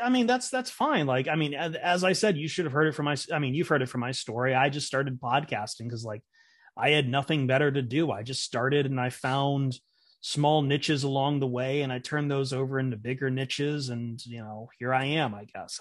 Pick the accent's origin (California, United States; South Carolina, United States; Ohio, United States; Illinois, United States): Ohio, United States; Toledo; Toledo's my hometown